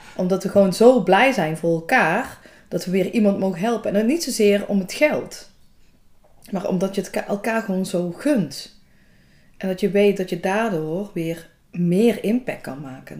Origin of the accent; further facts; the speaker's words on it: Valkenburg, Limburg, Netherlands; also born or lived in Hulsberg; Vlakbij Valkenburg, waar ik vandaan kom